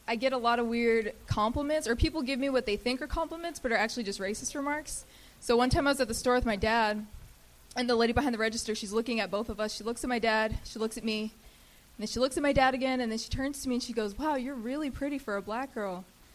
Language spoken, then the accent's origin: English; Raeford, North Carolina, United States; moved away; I'm originally from the South. I was born and raised in Rayford, North Carolina, which was confusing for the white people there because they could see that I'm brown, but they never knew which racial slur to call me.